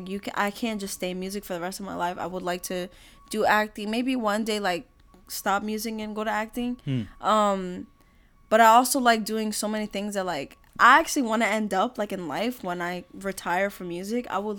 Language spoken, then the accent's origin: English; Philadelphia, Pennsylvania, United States; And then we're actually from Philly.